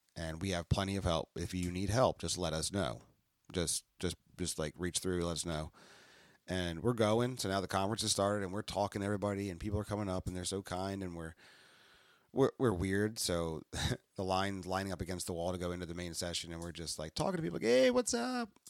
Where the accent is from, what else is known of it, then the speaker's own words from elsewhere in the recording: New Jersey, United States; We're from South Jersey